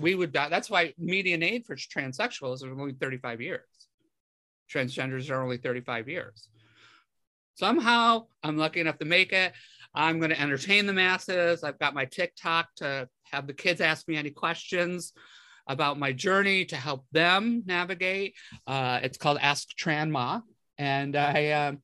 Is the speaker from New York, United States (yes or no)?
yes; area outside of Rochester, New York, United States; I grew up in a very, very small town. You know, I was a 315er